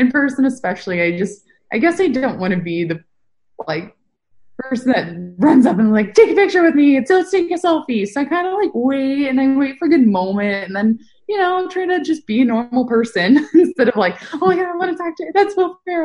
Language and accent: English; Northern California, United States; the team I grew up following the most would be the Sharks, since I'm from Northern California.